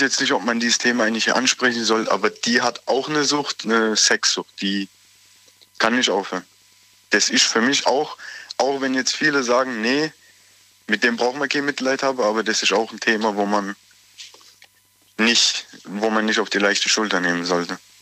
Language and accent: German; Aglasterhausen, Baden-Württemberg, Germany; aus Aglershausen. Das ist bei Sinsheim da in Moosbach in der Nähe